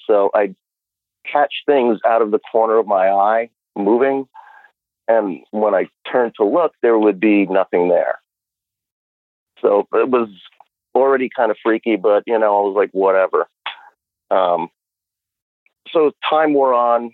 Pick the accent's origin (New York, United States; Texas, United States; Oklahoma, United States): New York, United States; New York City; now in Upstate New York, United States; I'm actually a native New Yorker. I was born and raised in Brooklyn and Queens